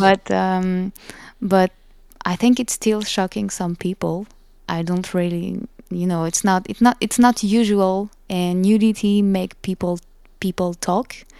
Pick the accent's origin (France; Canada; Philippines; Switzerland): France; accent: French; English is a second language; my French accent